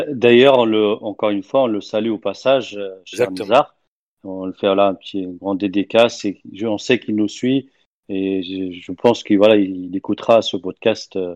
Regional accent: Tunisia; moi, je suis né en Tunisie, j'ai toujours grandi là-bas, ou vécu là-bas.

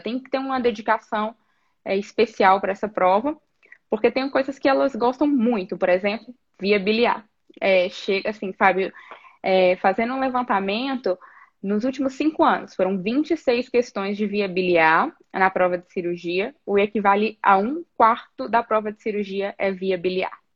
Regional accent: Teófilo Otoni, Minas Gerais, Brazil; moved away as an adult; also born or lived in Niterói, Rio de Janeiro; now in São Paulo, Brazil; eu sou de Teoflotone, Minas Gerais é, Nordeste de Minas

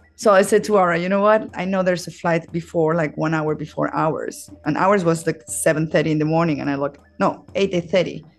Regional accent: Mexico; moved away as an adult; now in Australia; I was born in Mexico

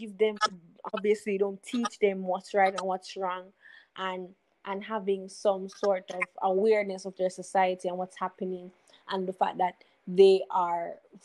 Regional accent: Jamaica; we see as parents, as Jamaican parents

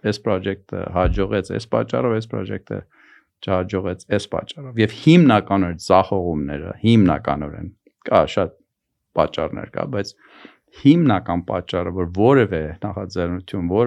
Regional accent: Iran; also born or lived in Armenia; now in United States; Դե ես Պարսկաստանում եմ ծնվել մեծացի, բայց հիմա հիմնականում ինձ համարում եմ հայաստանցի։

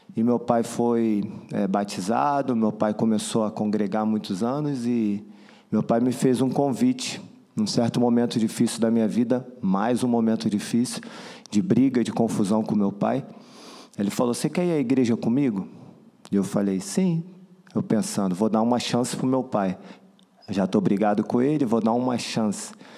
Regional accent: Rio de Janeiro, Brazil; now in Portugal; eu nasci no Brasil, no Rio de Janeiro.

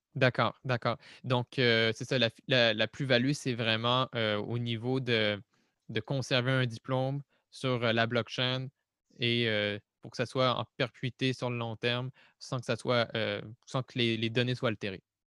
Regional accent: Quebec, Canada; je suis québécois

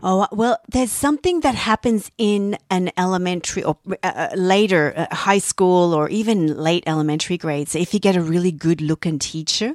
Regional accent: Australia; moved away; being Australian

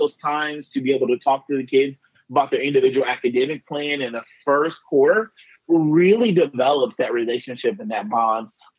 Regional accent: Southern Illinois, United States; I'm an Illinois guy, born and raised in Southern Illinois

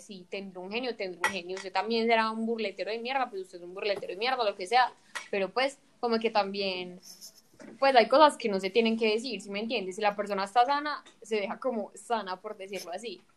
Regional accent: Antioquia, Colombia; somos nosotros los paisas

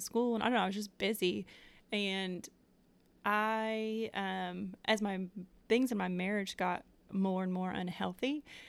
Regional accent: Connecticut, United States; moved away as an adult; now in Knoxville, United States

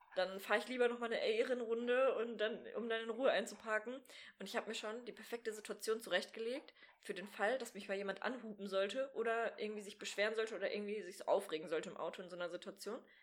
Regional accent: Sauerland, North Rhine-Westphalia, Germany; now in Bochum, Germany; ich bin in einem kleinen Kaff aufgewachsen im Sauerland

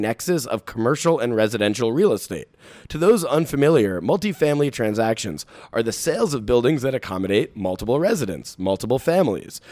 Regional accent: New York City, New York, United States; I'm, I'm a Bronx, um, native myself.

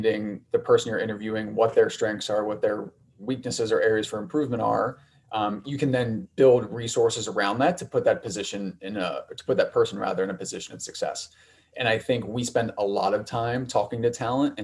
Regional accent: Ohio, United States; moved away as an adult; also born or lived in New York / Chicago; I'm from the Midwest, from Ohio, went to school out east for undergrad, ended up in New York after school

